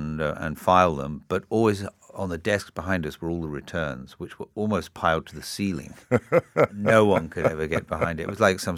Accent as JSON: {"language": "English", "town": "Tripoli", "region": "Tripoli District", "country": "Libya", "tie": "born or raised there", "also_born_or_lived": "Singapore", "said": "I grew up partially in Singapore between the ages of 3 and 6, and then for the next 6 years in North Africa, in Libya, in Tripoli."}